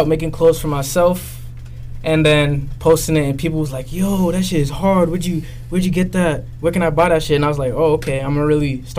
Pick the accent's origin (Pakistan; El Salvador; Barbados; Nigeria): Nigeria; moved away; also born or lived in Dublin, Ireland; Born in Dublin. I grew up in Nigeria, as you all know.